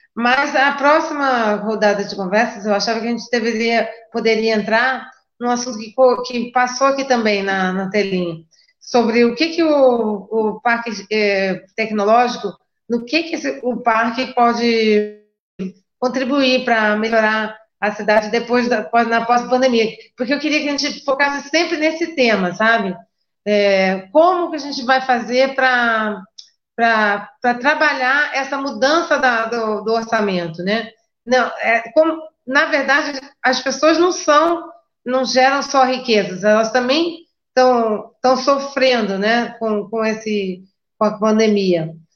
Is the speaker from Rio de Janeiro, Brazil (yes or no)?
yes; Rio de Janeiro, Brazil; moved away as an adult; eu também não sou daqui, sou do Rio de Janeiro